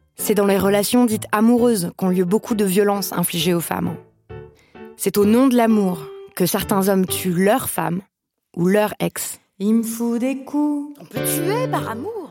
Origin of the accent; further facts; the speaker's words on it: France; also born or lived in Paris; J'ai grandi en France hexagonale comme une femme blanche